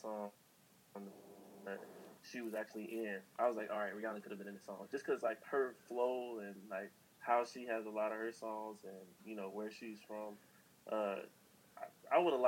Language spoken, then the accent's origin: English; Chicago, Illinois, United States; we're both from Chicago.